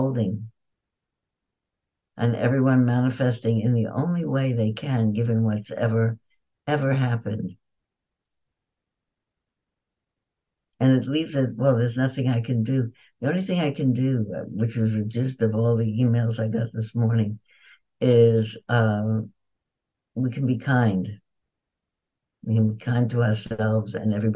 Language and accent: English; New York, United States; I was born in New York